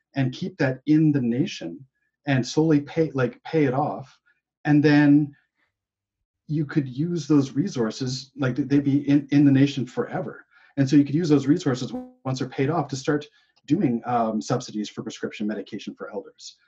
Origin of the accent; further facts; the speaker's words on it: Winnipeg, Manitoba, Canada; now in British Columbia, Canada; I was born in in Winnipeg